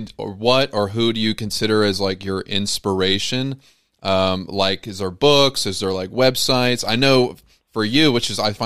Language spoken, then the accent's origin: English; Ohio, United States; now in North Carolina, United States; Because I grew up in Ohio.